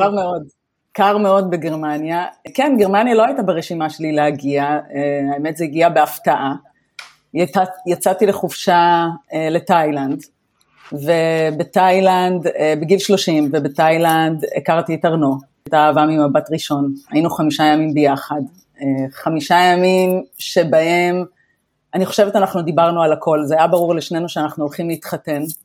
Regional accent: Israel; moved away as an adult; now in Germany; אנחנו באים גם ממדינה שבתרבות שלה אנחנו חיים בשבטיות. יש משפחתיות, יש ארוחות שישי

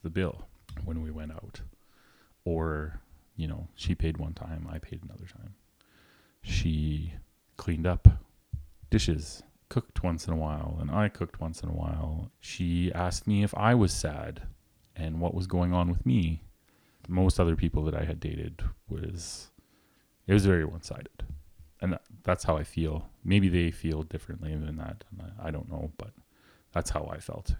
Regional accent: rural Alberta, Canada; Very small town, rural Alberta

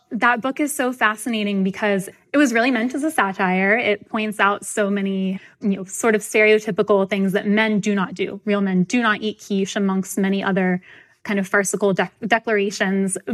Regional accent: the South, United States; I'm from the South

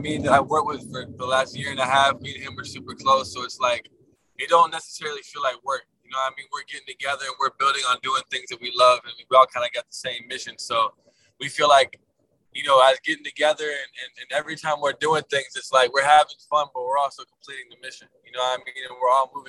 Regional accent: Atlanta, Georgia, United States; we're all from Atlanta

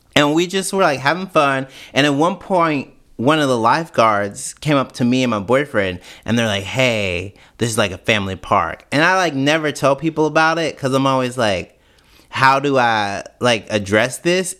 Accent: Canton, Mississippi, United States; moved away; also born or lived in Jackson, Mississippi; I was born and raised in Canton, which is nineteen minutes north of Jackson, but I went to school. Everything I did happened in Jackson.

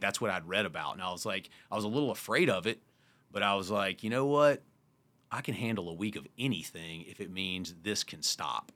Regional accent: Wrightsville Beach, North Carolina, United States; moved away; also born or lived in Park City; I grew up in Wrightsville Beach, North Carolina with sand and salt water

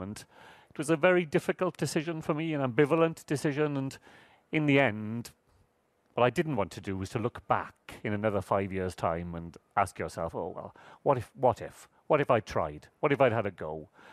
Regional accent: Wales, United Kingdom; happen to be born in Wales

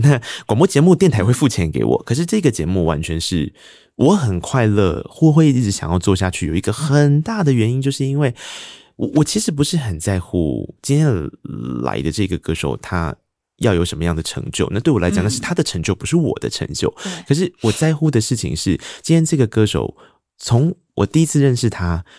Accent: Tainan, Taiwan; 因为我也是个台南人嘛

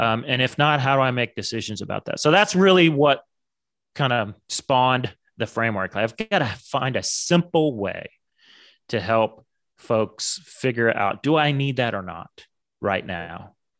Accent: suburb of Dallas, Texas, United States; when I was younger, we moved from Dallas, big city, to a suburb of Dallas

